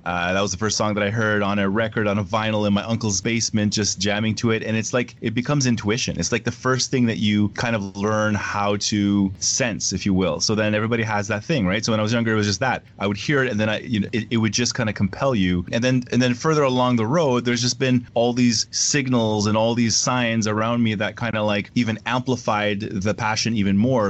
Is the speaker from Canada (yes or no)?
yes; Canada; it was difficult as a Canadian artist